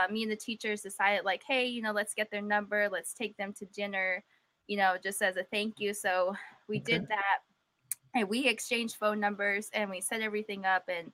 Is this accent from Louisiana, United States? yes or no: no; New Mexico, United States; moved away; I'm originally from New Mexico